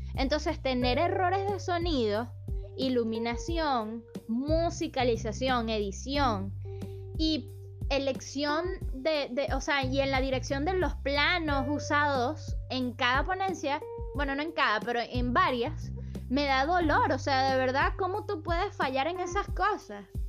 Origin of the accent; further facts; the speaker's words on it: Caracas, Capital District, Venezuela; en mi país, en Caracas